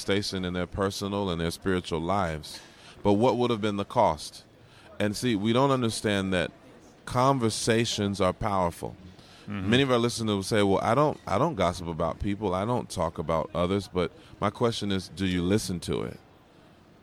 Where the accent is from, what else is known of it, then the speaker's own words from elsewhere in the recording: Georgia, United States; When I was a kid growing up in Georgia, we had a big basement